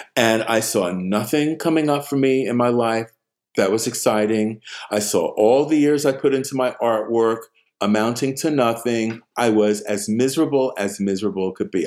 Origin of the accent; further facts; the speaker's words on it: New York City, New York, United States; moved away as an adult; also born or lived in Queens / Stockbridge; I was born in Harlem